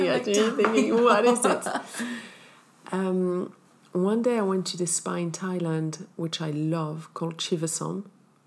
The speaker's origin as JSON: {"language": "English", "country": "Morocco", "tie": "born or raised there", "said": "I'm from Morocco. I grew up in Morocco, so we do the hammam once a week with the scrub"}